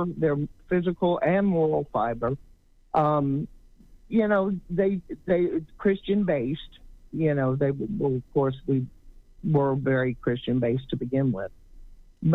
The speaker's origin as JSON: {"language": "English", "region": "Louisiana", "country": "United States", "said": "we're from Louisiana"}